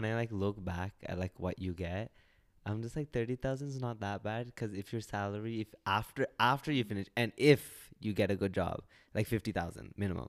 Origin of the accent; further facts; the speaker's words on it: Vancouver, British Columbia, Canada; I was born and raised here. I'm a Vancouver, right?